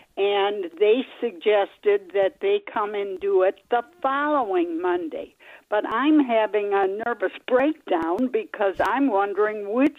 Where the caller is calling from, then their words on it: Tucson, Arizona, United States; I am calling from Tucson.